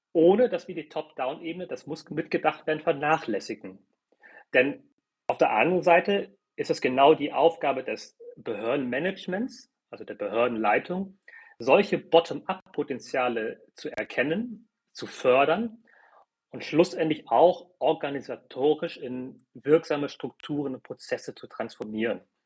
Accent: Hamburg, Germany; German is a second language; Ich bin zum Beispiel in einem Viertel groß geworden in Hamburg, ähm, wo nahezu alle Kinder aus Zuwandererfamilien kamen. Ich konnte gar kein Deutsch, als ich eingeschult wurde

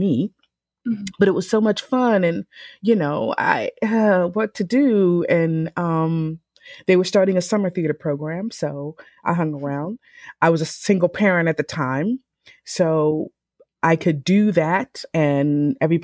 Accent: Philadelphia, Pennsylvania, United States; also born or lived in South Carolina / New Jersey; I grew up in Philadelphia. I was born in South Carolina, but we moved to Philadelphia

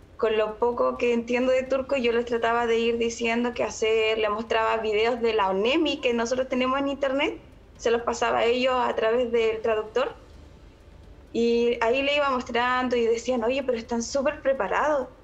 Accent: Chile; moved away as an adult; now in Konya, Turkey; me siento tan orgullosa de ser chilena

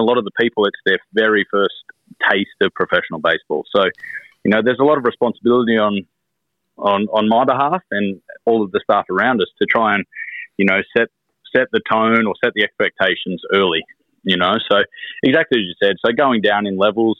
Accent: Australia; moved away as an adult; being Australian, we sound a little bit different, but some of our vernacular is a little bit different as well

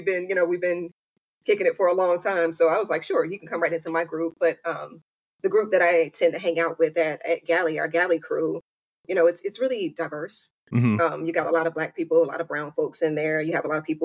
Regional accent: mid-Atlantic East Coast, United States; I'm a mid-Atlantic, you know, East Coast girl. So I've been in the Carolinas and Virginia my whole life.

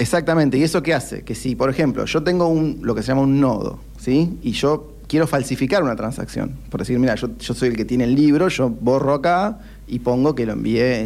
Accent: Argentina; somos argentinos, crecimos en ese contexto

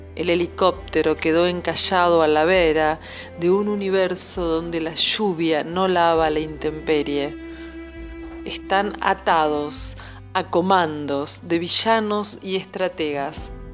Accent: Arroyo Seco, Santa Fe, Argentina; moved away as an adult; now in Buenos Aires, Argentina; yo soy de Arroyo Seco, provincia de Santa Fe, pero hace casi 20 años que vivo en Buenos Aires.

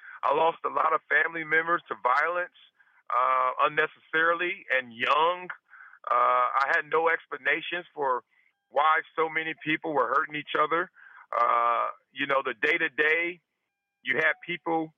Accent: Compton, California, United States; moved away as an adult; also born or lived in Buffalo; I'm proud that I'm from Compton. I'm proud I'm from South Central Los Angeles.

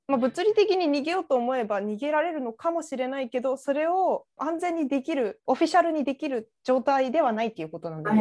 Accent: Chiba, Japan; moved away; 実家千葉だから、じゃあ千葉出身

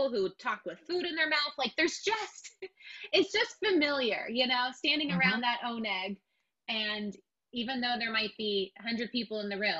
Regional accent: Westlake Village, California, United States; I grew up in Westlake and went to Westlake High School

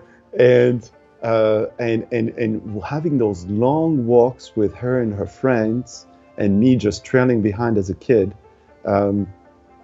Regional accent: Tunisia; moved away; when I was growing up in Tunisia

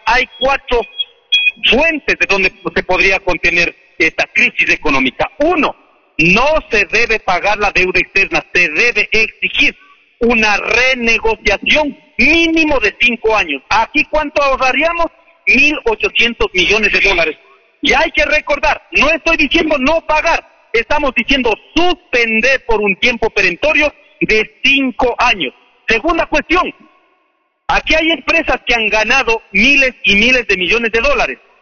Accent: Ecuador

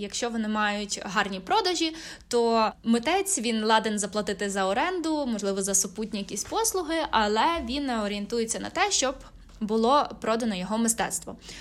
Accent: Lviv, Lviv Oblast, Ukraine; у моєму рідному Львові

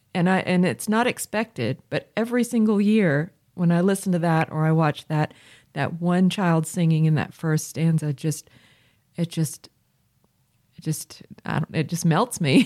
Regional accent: Chapel Hill, North Carolina, United States; As a child, um, growing up in Chapel Hill for several years

